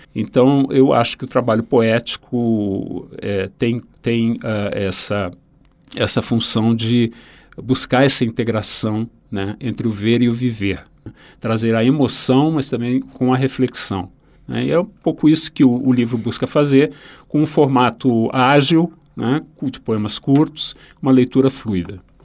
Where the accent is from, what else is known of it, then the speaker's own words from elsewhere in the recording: Rio Grande do Sul, Brazil; um autor da minha terra